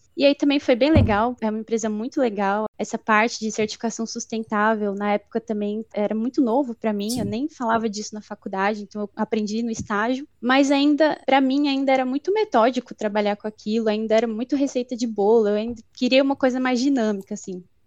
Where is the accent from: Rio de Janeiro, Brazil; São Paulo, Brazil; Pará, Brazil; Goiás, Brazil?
São Paulo, Brazil; also born or lived in Guarulhos / Osasco; eu nasci em São Paulo, morei já em algumas outras regiões, em Guarulhos, em Osasco, mas morei a maior parte aqui em São Paulo mesmo